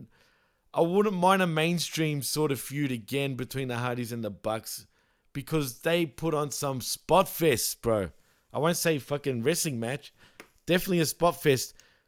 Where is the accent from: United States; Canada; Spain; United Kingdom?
Canada; It's not funny, but fucking it is kind of funny being Canadian and the heart attack.